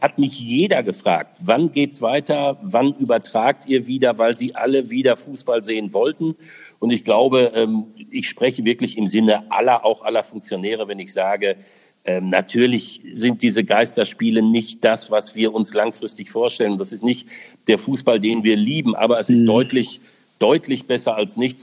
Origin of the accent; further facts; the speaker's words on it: Essen, North Rhine-Westphalia, Germany; moved away as an adult; now in Pfaffenhofen, Germany; in meiner Heimatstadt Essen